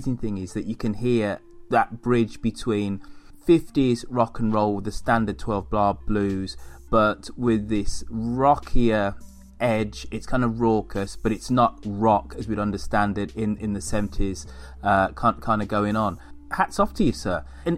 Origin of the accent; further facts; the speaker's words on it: United Kingdom; being a Brit